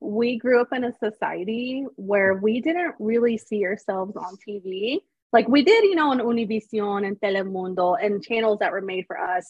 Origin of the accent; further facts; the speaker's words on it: Tennessee, United States; also born or lived in West Palm Beach, Florida; I am from Tennessee. I was born and raised a little bit in West Palm Beach, Florida.